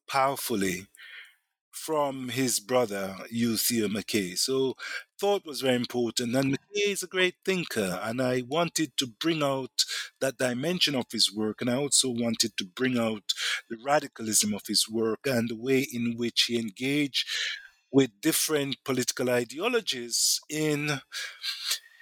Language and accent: English; Jamaica; I'm also from Jamaica, Black Jamaican